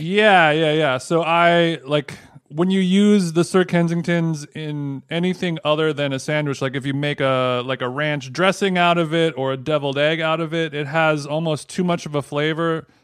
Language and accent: English; Orange County, California, United States; growing up in Orange County, I spent a lot of my time down at the old fishing hole